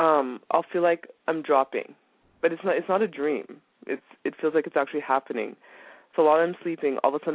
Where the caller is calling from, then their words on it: Calgary, Alberta, Canada; I'm calling from Calgary, Alberta, Canada.